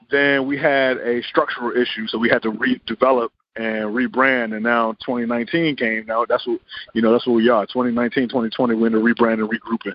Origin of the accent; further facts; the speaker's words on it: Richmond, Virginia, United States; also born or lived in Los Angeles, California; Richmond, Virginia